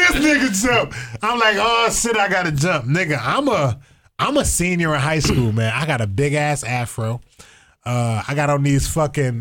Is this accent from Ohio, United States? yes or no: yes; Toledo, Ohio, United States; I am in Toledo because I'm from Toledo